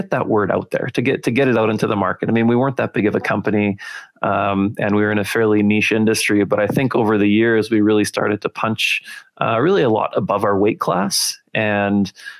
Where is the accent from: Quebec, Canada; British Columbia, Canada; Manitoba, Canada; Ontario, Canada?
Manitoba, Canada; Winnipeg; moved away as an adult; now in Calgary, Canada; I grew up in Winnipeg. So I was a prairie guy pretty much my whole life. And today I live in Calgary